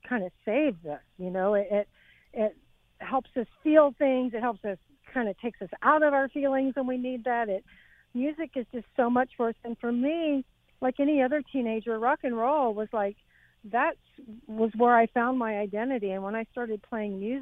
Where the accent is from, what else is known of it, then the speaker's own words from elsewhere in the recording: Texas, United States; moved away as an adult; also born or lived in England / Los Angeles; I came from Texas.